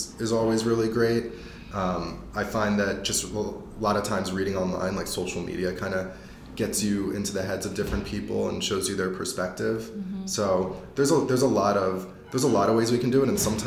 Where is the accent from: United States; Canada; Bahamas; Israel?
United States; Philadelphia, Pennsylvania; now in Boulder, United States; When I was growing up in Philadelphia, I was the only mixed person